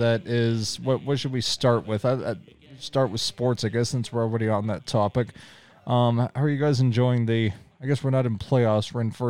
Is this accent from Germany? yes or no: no; Canada; I'm a Canadian.